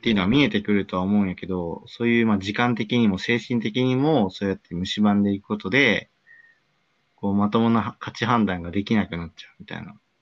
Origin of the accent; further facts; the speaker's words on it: Osaka, Japan; 地元の大阪の結構近くのコンビニで